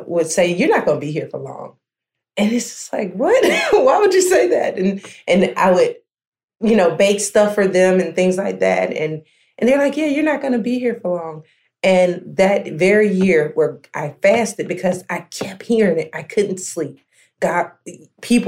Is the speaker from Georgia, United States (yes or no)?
yes; Americus, Georgia, United States; now in McDonough, United States; my initial location was in Americus, Georgia, which is my hometown